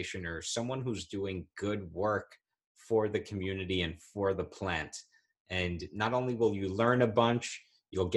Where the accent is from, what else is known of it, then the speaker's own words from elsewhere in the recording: New York, United States; my home state, New York